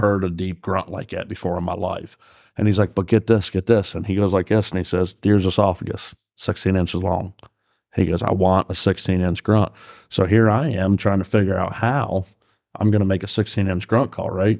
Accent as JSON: {"language": "English", "region": "New York", "country": "United States", "tie": "born or raised there", "moved": "yes", "lives_now": "Fairfield, Pennsylvania, United States", "said": "growing up in New York"}